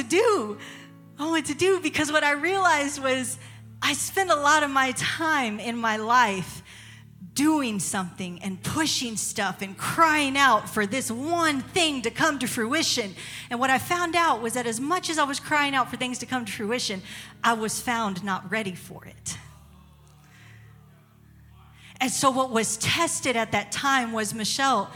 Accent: San Antonio, Texas, United States; moved away as an adult; now in Tennessee, United States; I'm from San Antonio, Texas. We're from San Antonio, Texas.

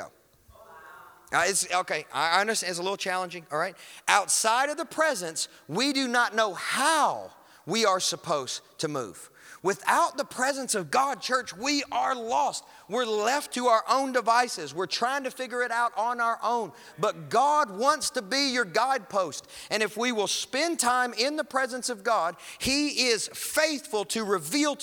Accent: Kentucky, United States; I'm from Kentucky

